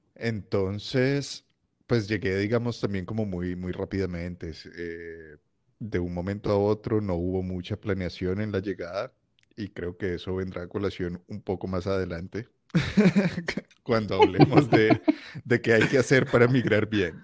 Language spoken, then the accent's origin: Spanish; Cali, Valle del Cauca, Colombia; moved away as an adult; also born or lived in Bogotá; now in Switzerland; yo vengo de Cali. Eh, crecí, digamos, mi adolescencia y, y, demás en Bogotá, pero de Cali y Bogotá